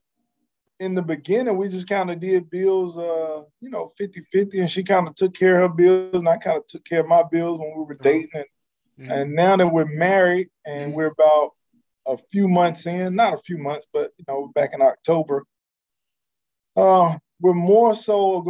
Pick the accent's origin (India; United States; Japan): United States; North Carolina; moved away as an adult; now in Houston, United States; I'm from North Carolina